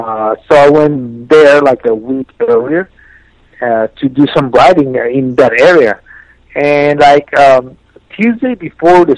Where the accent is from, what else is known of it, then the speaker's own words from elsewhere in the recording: Mexico; I was from Mexico